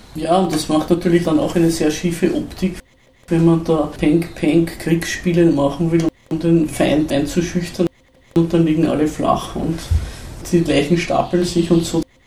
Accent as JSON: {"language": "German", "town": "Zell am See", "region": "Salzburg", "country": "Austria", "said": "Wir sind ja beide aus Zell am See"}